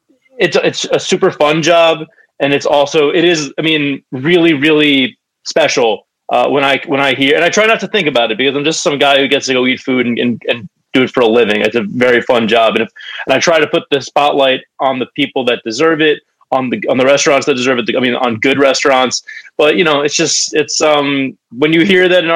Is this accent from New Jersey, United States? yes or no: yes; Montclair, New Jersey, United States; I grew up in Montclair, like probably half a mile from there